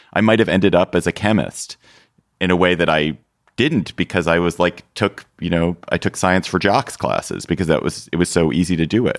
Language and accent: English; Washington, District of Columbia, United States; Washington, D C, my hometown